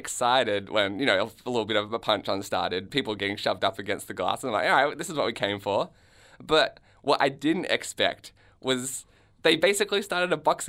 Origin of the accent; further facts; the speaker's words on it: Canada; now in Melbourne, Australia; I'm a Canadian myself, or at least, you know, Canadian citizen, which I feel counts. And so it's like, well, how often do you get to see an ice hockey match in Melbourne?